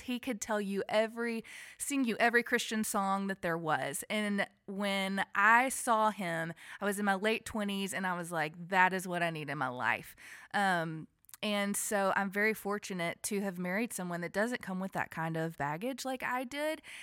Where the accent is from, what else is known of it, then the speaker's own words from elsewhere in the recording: Alabama, United States; now in Franklin, United States; I am a Southern girl. I was born and raised in Alabama